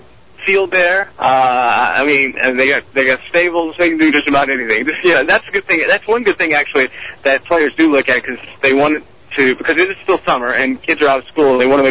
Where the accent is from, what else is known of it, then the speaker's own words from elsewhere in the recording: Greensboro, North Carolina, United States; moved away; my hometown of Greensboro